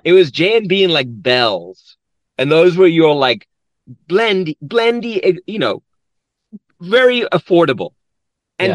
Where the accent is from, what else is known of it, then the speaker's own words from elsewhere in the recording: South Africa; now in United States; born and raised in South Africa, came here in 1993